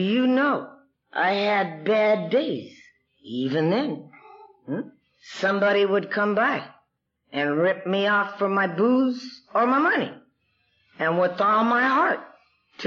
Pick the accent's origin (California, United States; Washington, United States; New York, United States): California, United States; Los Angeles; I was born and raised in East Los Angeles.